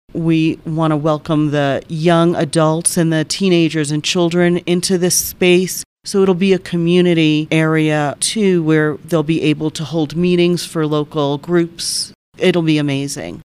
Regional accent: Colonia, New Jersey, United States; moved away as an adult; also born or lived in Florida; now in San Luis Valley, United States; I was born and raised in New Jersey, small little town, Colonia, New Jersey

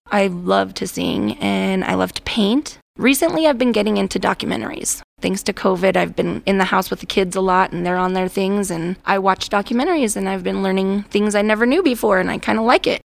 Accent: Wheat Ridge, Colorado, United States; moved away as an adult; now in San Luis Valley, United States; I was born and raised actually in Wheat Ridge

